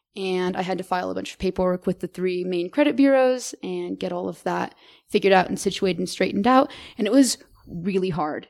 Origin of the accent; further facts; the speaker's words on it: Merced, California, United States; now in Boulder, United States; I'm originally from Merced, California, small little little town in California